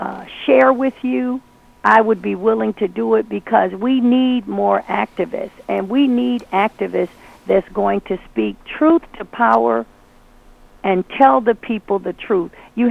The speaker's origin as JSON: {"language": "English", "town": "Brooklyn", "region": "New York", "country": "United States", "said": "I'm originally from Brooklyn, New York. And this is how we do it."}